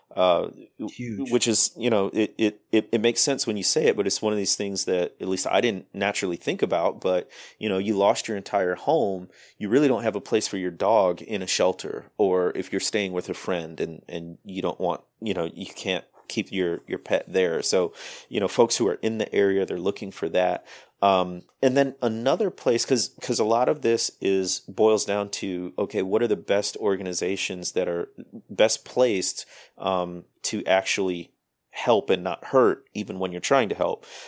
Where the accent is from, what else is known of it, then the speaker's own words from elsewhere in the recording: Midwest, United States; I grew up in the Midwest